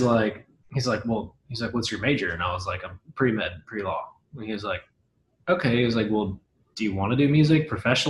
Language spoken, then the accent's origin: English; Hendersonville, Tennessee, United States; also born or lived in Nashville; I was born and raised in Middle Tennessee, Hendersonville, to be specific. It's like 20 minutes north of Nashville